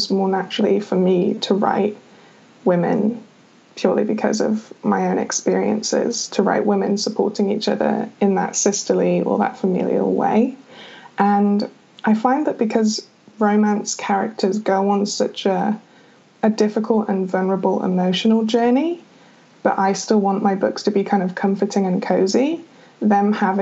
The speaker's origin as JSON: {"language": "English", "country": "United Kingdom", "said": "I'm British"}